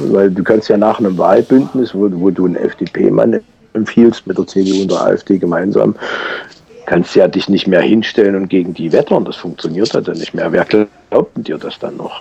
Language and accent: German; Saxony, Germany; hier bei uns in Sachsen